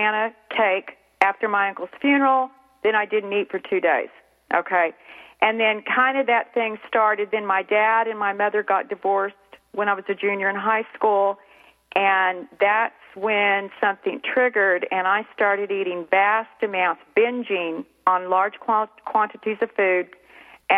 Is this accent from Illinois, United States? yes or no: no; Clovis, New Mexico, United States; now in North Texas, United States; I grew up in Clovis, New Mexico.